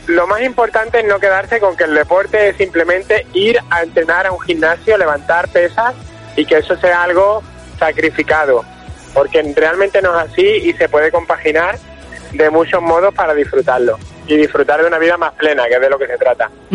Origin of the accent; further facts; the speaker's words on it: Málaga, Andalusia, Spain; nosotros que somos de Málaga